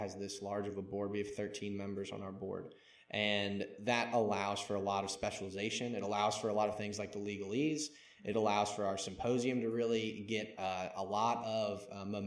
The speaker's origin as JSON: {"language": "English", "town": "Mandeville", "region": "Louisiana", "country": "United States", "tie": "born or raised there", "said": "I'm from Mandeville, Louisiana. Born and raised there"}